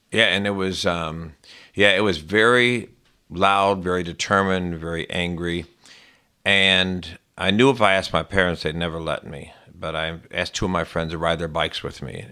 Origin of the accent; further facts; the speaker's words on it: Chicago, Illinois, United States; I grew up in the Southwest, uh, side, a very, um, inbred, sort of, um, very white, a lot of police, firemen, um, middle class, uh, Catholic, uh, primarily Irish community in the Southwest side of Chicago